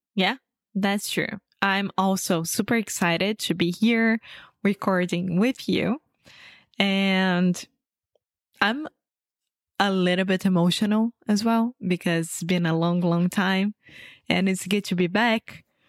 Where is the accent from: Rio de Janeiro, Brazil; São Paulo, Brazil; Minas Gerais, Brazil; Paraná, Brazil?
Rio de Janeiro, Brazil; English is a second language; I'm originally from Rio de Janeiro, Brazil.